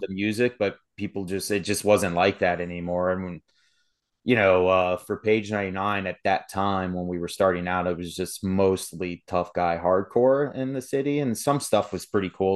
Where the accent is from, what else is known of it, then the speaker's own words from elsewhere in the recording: Sterling, Virginia, United States; moved away as an adult; also born or lived in Berryville, Virginia; now in West Virginia, United States; I grew up in Sterling, Virginia